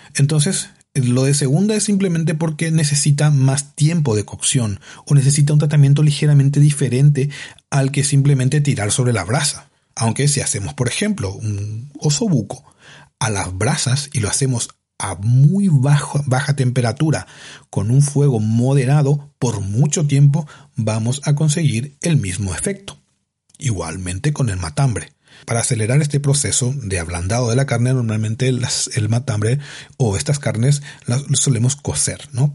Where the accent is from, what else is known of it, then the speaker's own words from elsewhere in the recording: Paraguay; moved away as an adult; yo soy de Paraguay, que viví hasta los 25 años, 24, 25 años en Paraguay de forma constante